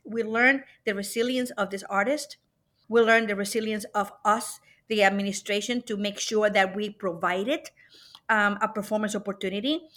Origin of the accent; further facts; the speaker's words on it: Puerto Rico; now in Cleveland, United States; I was born and brought up in Puerto Rico